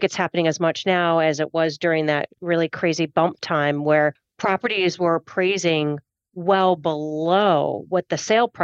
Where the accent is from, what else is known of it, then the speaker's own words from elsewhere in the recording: Michigan, United States; I'm from Michigan, and I grew up all surrounded by farm fields